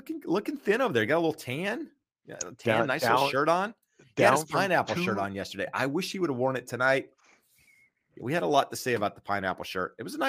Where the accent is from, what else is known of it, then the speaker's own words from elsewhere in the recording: Kinston, North Carolina, United States; From a small town, Kinston.